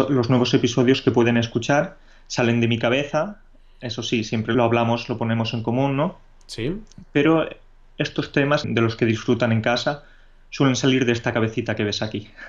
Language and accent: Spanish; Catalonia, Spain; born there; also born or lived in Andalusia; No, soy de tanto del norte como del sur. ¿Por qué? Porque soy catalán de nacimiento, aunque he pasado, he vivido durante muchos años en Anda